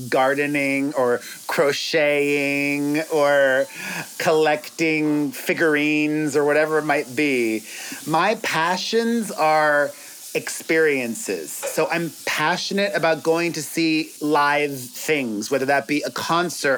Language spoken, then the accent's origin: English; Miami, Florida, United States; now in Los Angeles, United States; We're from Miami originally